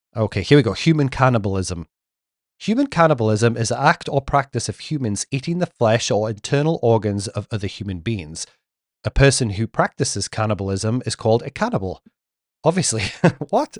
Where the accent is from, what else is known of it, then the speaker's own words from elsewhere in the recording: England, United Kingdom; being English, I did grow up watching Neighbours and Home and Away